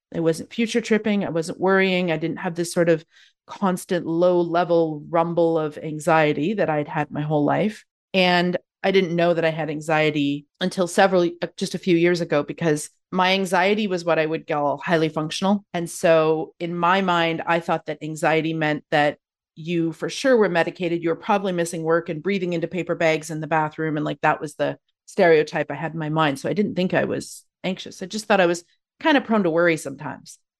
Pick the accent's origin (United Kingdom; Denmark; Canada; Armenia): Canada; Calgary, Alberta; moved away as an adult; now in Victoria, Canada; I'm originally born and raised in Calgary, Alberta